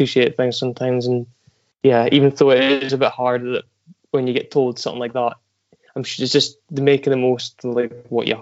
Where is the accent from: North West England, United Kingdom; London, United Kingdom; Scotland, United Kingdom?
Scotland, United Kingdom; Aberdeen; I was born in Aberdeen, northeast of Scotland. And I've stayed here all my life